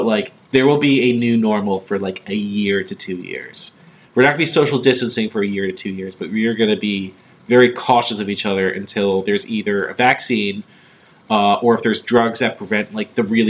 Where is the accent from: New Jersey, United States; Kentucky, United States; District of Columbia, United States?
New Jersey, United States; now in Philadelphia, United States; I'm from New Jersey